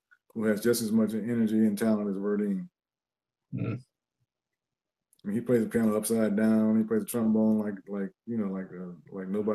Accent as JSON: {"language": "English", "town": "Cincinnati", "region": "Ohio", "country": "United States", "tie": "born or raised there", "also_born_or_lived": "Seattle / Los Angeles", "moved": "yes", "said": "since I was a teenager, since growing up in Cincinnati"}